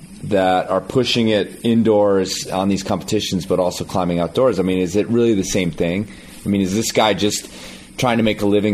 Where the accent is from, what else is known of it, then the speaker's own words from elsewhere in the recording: United States; as an American and as an American climber